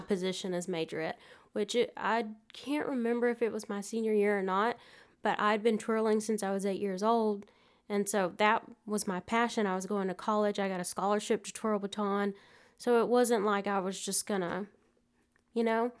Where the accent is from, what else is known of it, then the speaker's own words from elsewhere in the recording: Prattville, Alabama, United States; I grew up in, uh, Prattville